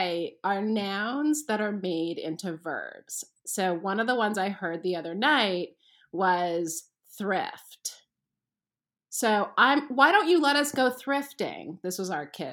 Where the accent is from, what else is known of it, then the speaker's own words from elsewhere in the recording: Canada; moved away; I'm from Canada and my kids are constantly making fun of the way I say things like crayons